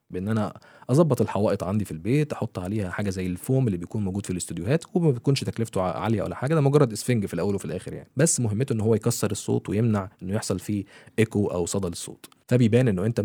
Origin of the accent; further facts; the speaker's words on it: Egypt; now in Dubai, United Arab Emirates; انا معايا اسره وعايز الاسره دي تفضل موجوده معايا في دبي احنا من مصر وكل حاجه بس انا عايز افضل موجود في البلد انا بحب البلد جدا جدا